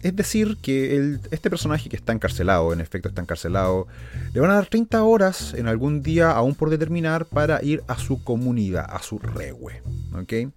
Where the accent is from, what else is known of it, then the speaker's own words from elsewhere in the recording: Chile; los que somos de Chile